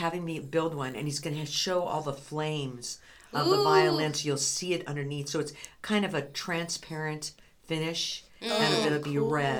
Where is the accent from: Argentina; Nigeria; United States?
United States; California; moved away as an adult; now in Spokane, United States; So originally from California, but not for very long.